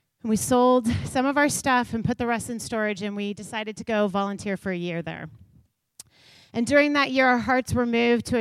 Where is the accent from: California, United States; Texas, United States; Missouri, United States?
Missouri, United States; Kansas City; I grew up in Kansas City